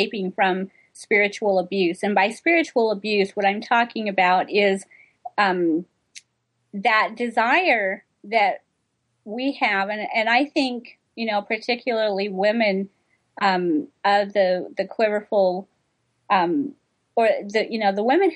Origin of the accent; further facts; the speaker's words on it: United States; I'm American